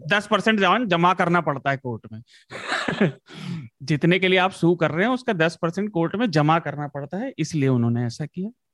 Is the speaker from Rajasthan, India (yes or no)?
no; Uttar Pradesh, India; मैं उत्तर प्रदेश से आता हूँ